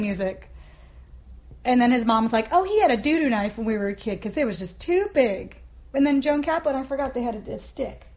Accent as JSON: {"language": "English", "region": "Kansas", "country": "United States", "tie": "born or raised there", "moved": "yes", "lives_now": "Portland, United States", "said": "I don't want to feel homeless in my hometown."}